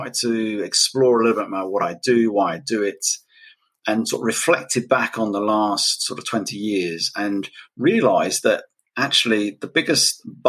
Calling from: United Kingdom; I'm all the way from the UK. So I'm ahead of you at the moment.

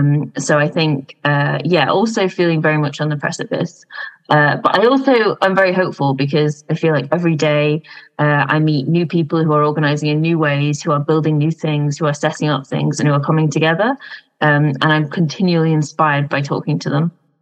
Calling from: London, United Kingdom; I'm calling in from Vauxhall in London.

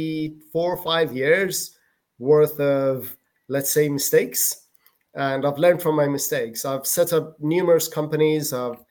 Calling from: Malaga, Andalusia, Spain; From Spain. This is where I live. South of Spain, Malaga.

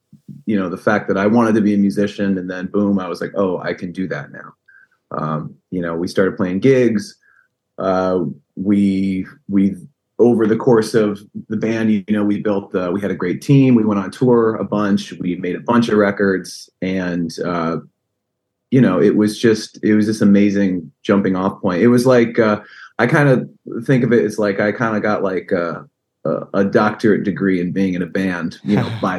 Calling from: Connecticut, United States; So I'm in Connecticut. You know, I'm right outside of New York.

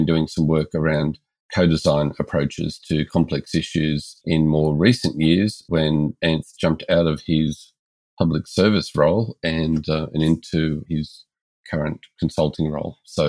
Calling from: Melbourne, Victoria, Australia; We're joining from Melbourne, Australia.

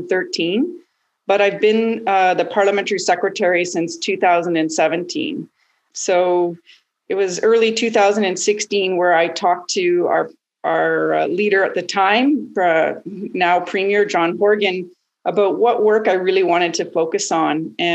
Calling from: Prince Rupert, British Columbia, Canada; also born or lived in Terrace, British Columbia; I'm calling in from Terrace in northern BC, but my home is Prince Rupert in Coast Simchan territory, about an hour and a half away.

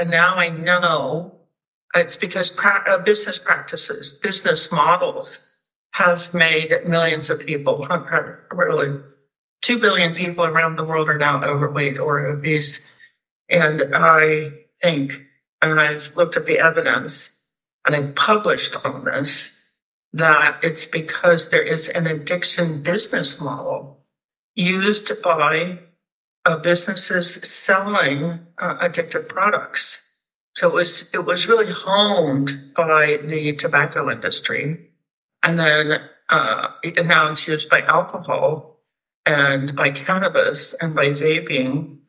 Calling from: Pacific Northwest, United States; I'm joining you from the Pacific Northwest in the United States, and I'm really honored to be here.

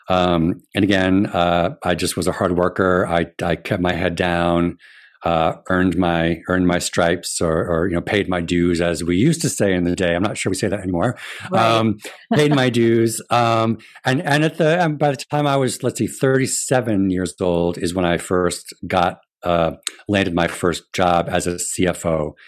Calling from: Rhode Island, United States; I am joining you from my den in my home in Rhode Island.

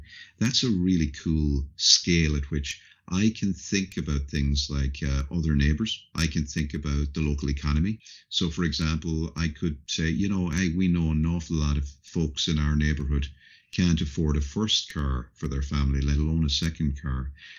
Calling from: Dublin, Leinster, Ireland; I'm calling in from Dublin, Ireland today

